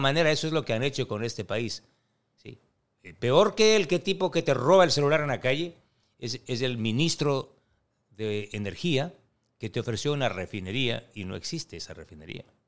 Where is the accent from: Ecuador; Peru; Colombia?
Ecuador; como ecuatorianos